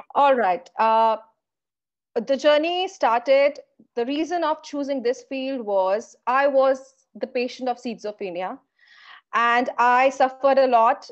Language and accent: English; India; Being an Indian